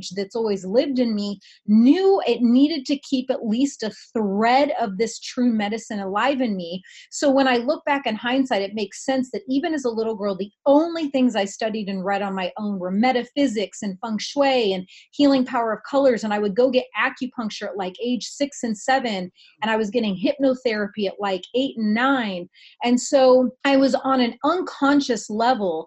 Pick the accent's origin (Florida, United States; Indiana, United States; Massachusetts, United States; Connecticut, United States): Indiana, United States; moved away; where I grew up in Indiana